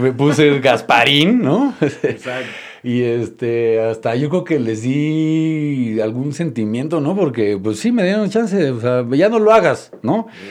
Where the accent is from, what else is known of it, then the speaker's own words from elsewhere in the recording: Mexico City, Mexico; Yo nazco en la Ciudad de México, soy mexicano.